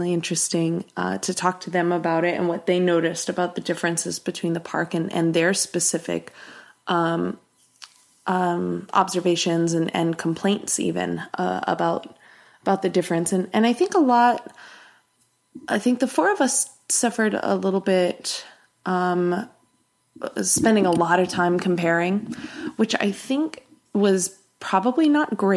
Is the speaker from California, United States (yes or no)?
yes; California, United States; We're all from California